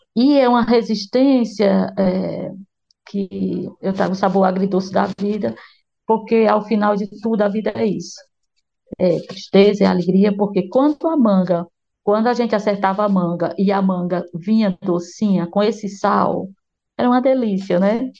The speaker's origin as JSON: {"language": "Portuguese", "region": "Ceará", "country": "Brazil", "said": "Eu sou nordestina, sou do Ceará, moro em Fortaleza"}